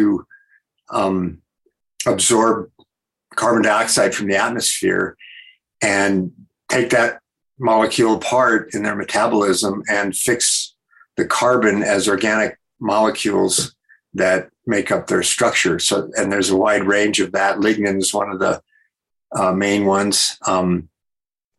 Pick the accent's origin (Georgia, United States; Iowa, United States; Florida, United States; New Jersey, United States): Iowa, United States; also born or lived in California; now in Wyoming, United States; I grew up in Iowa on a corn and soybean and beef cow farm.